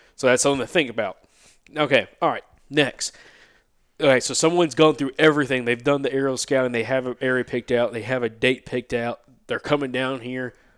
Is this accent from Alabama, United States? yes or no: yes; Alabama, United States; growing up in Alabama